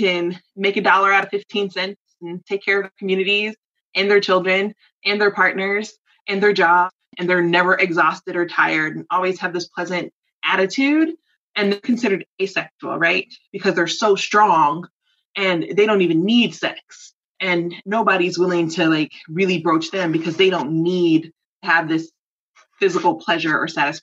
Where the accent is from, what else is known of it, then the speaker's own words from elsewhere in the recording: College Park, Georgia, United States; I grew up in Atlanta. I grew up in College Park.